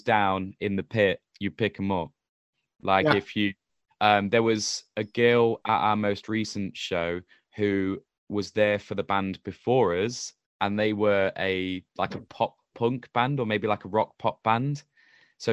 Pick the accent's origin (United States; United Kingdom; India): United Kingdom